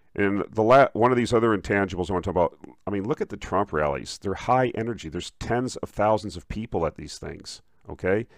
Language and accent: English; Minnesota, United States; now in Texas, United States; I'm from Minnesota, uh, I live in Texas, obviously, now